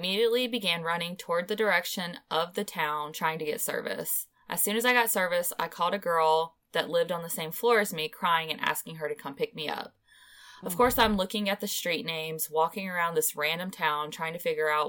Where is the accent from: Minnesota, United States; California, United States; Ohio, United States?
Ohio, United States; about an hour away from my hometown in Ohio